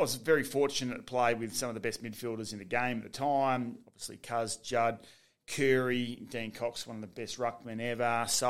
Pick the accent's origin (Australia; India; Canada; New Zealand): Australia; Bassendean, Western Australia; growing up in Bassendean